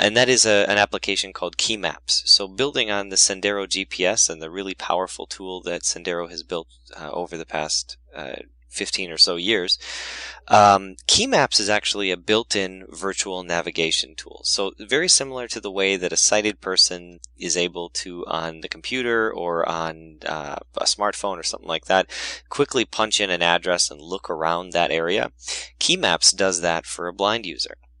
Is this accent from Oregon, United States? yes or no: no; Wisconsin, United States; my home state of Wisconsin